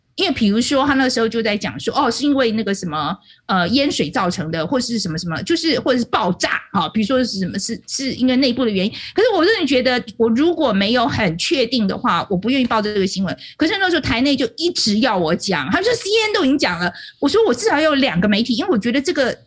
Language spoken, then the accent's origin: Chinese; Taiwan; 我们台湾